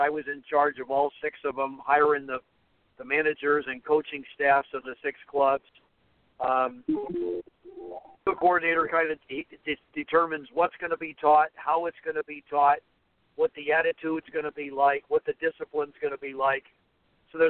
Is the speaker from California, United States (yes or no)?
yes; Southern California, United States; I'm born and raised in Southern California